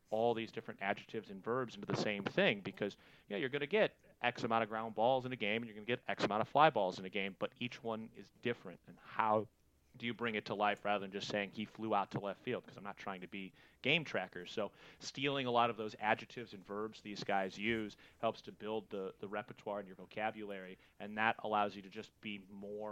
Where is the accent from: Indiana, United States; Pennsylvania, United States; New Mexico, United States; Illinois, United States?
Illinois, United States; Chicago; now in California, United States; growing up in Chicago, games start at 1:20 pretty much every day